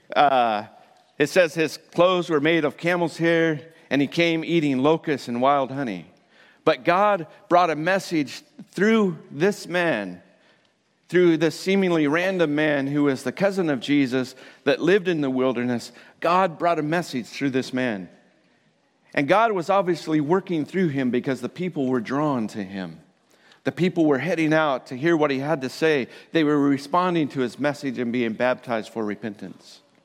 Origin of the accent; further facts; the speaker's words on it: Colorado, United States; I'm from Colorado